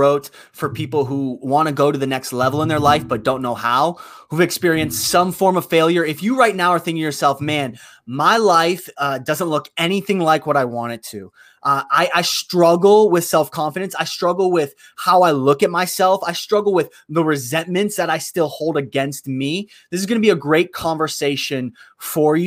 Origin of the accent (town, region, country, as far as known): Youngstown, Ohio, United States; born or raised there